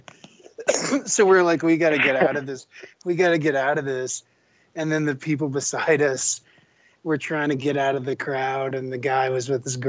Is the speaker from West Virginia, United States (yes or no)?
yes; West Virginia, United States; now in Nashville, United States; I'm from West Virginia, so I moved here